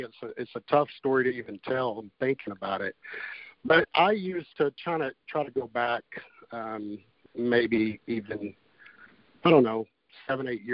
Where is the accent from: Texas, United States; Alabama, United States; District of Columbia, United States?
Texas, United States; Wichita Falls; also born or lived in Fort Carson, Colorado; now in Fort Worth, United States; I grew up in Wichita Falls, Texas